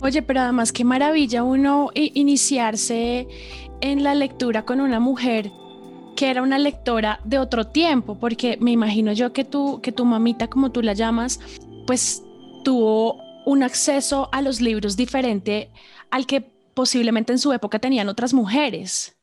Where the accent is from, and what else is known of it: Colombia